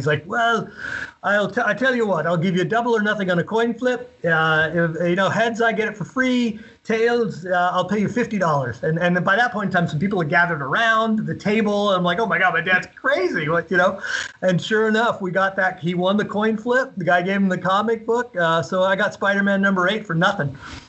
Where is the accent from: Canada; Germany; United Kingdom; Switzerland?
United Kingdom; London; born there; You know, as I told you, I was born in London, so my parents have the English accent.